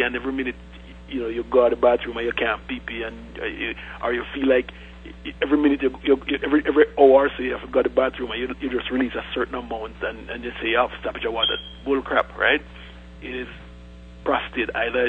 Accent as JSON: {"language": "English", "country": "Jamaica", "tie": "born or raised there", "moved": "yes", "said": "That's where we grew up"}